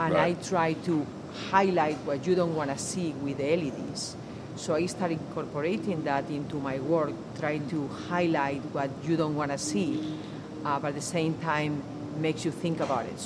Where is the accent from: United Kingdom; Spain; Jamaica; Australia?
Spain; Madrid, Community of Madrid; moved away as an adult; now in Philadelphia, United States; I'm from Madrid, Spain